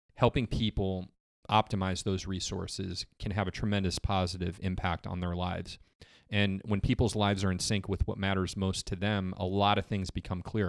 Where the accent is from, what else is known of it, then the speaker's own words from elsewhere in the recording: Geneva, Illinois, United States; moved away as an adult; also born or lived in Michigan; now in Summerville, United States; I grew up in Illinois, in a little town in Illinois called Geneva